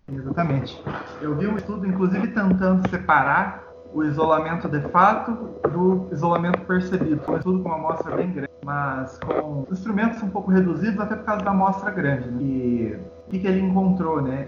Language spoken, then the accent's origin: Portuguese; Foz do Iguaçu, Paraná, Brazil; Na minha cidade natal aconteceu isso, em Foz do Iguaçu